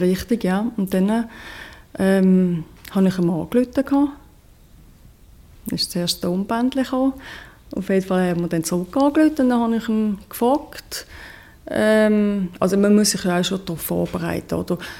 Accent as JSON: {"language": "German", "country": "Switzerland", "said": "ich bin Schweizerin"}